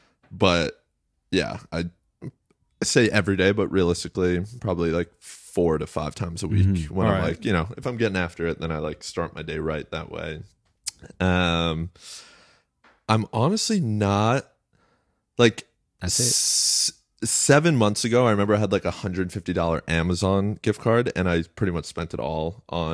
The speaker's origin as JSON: {"language": "English", "area": "Westchester", "region": "New York", "country": "United States", "tie": "born or raised there", "said": "And I grew up in Westchester"}